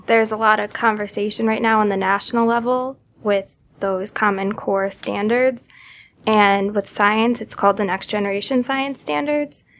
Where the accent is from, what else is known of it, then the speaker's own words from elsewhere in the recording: Connecticut, United States; also born or lived in Boston; I am from Connecticut. I moved home after college.